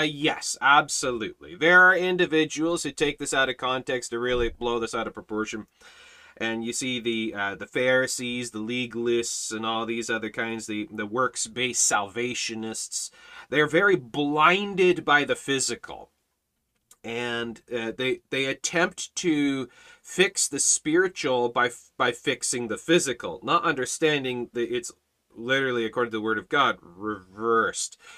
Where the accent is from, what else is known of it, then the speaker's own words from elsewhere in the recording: Canada; as a Canadian, as a citizen of Canada